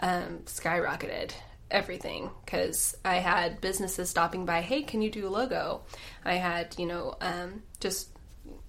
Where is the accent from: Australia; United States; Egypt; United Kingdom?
United States; Marshfield, Missouri; The beautification committee in my hometown called her, and they wanted her to start this beautification process in Marshfield